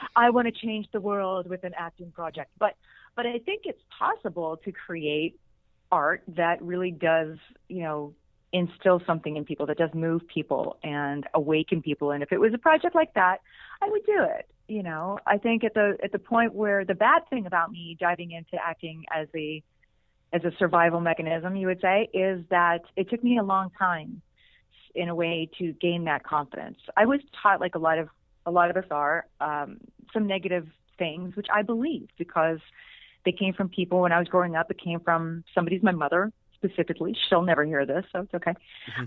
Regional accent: Pittsburgh, Pennsylvania, United States; moved away; I'm still just this little girl from outside of Pittsburgh, Pennsylvania

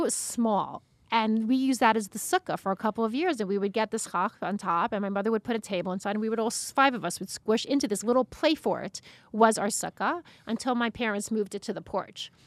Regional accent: Long Beach, New York, United States; I grew up in Long Beach, Long Island

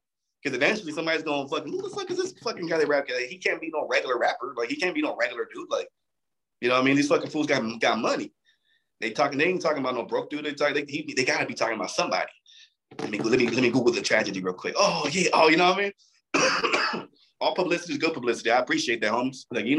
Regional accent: Torrance, California, United States; But the thing is that I'm from Torrance. Torrance is not a fucking poor city.

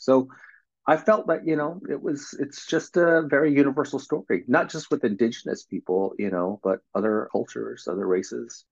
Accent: California, United States; I grew up in California

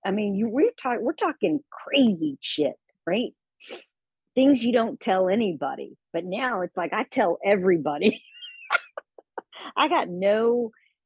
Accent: Texas, United States; moved away as an adult; I moved as far away from Texas as I could

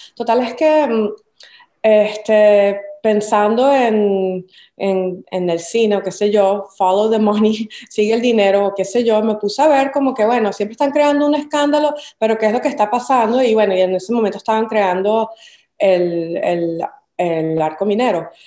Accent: Caracas, Capital District, Venezuela; moved away as an adult; also born or lived in Cumaná; now in New York, United States; Caracas, que es de donde yo nací

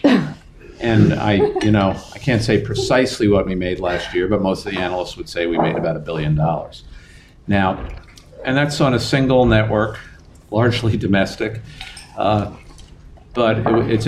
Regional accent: New York City, New York, United States; I was raised in Queens, in an apartment in Queens, primarily in Queens.

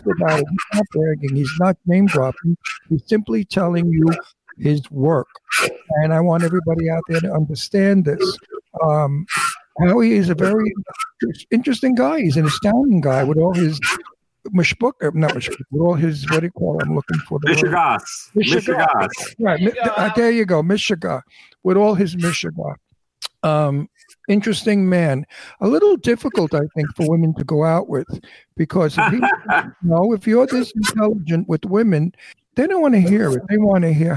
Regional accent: New York City, New York, United States; moved away; I'm from Red Hook

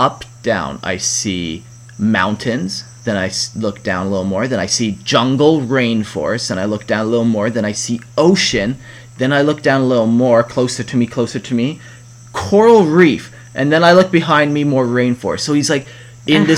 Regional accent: Calgary, Alberta, Canada; moved away; the town we were from was from Calgary and often called Cowtown

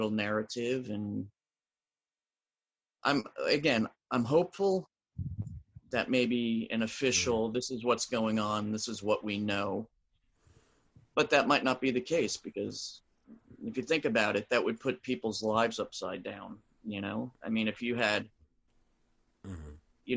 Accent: New Jersey, United States; I grew up in South Jersey where we learned about the Jersey Devil

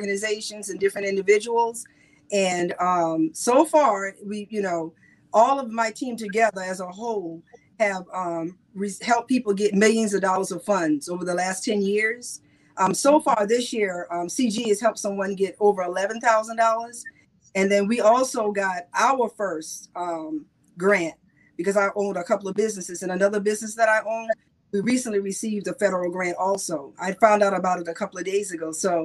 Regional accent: South Carolina, United States

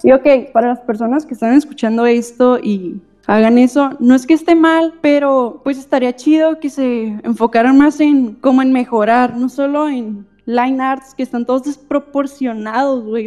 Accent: Tecate, Baja California, Mexico; yo soy de Tecate

